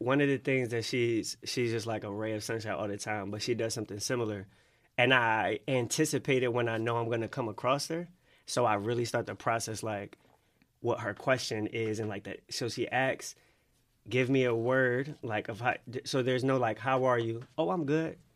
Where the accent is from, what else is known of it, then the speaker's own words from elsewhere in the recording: Philadelphia, Pennsylvania, United States; Growing up in Philly